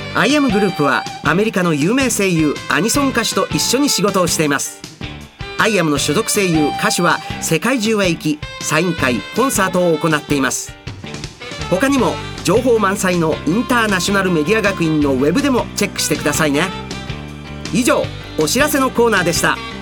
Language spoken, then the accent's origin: Japanese; Osaka, Japan; accent: Osaka dialect (Osaka-ben); 僕の大阪弁の短いセリフなどが入っているアプリ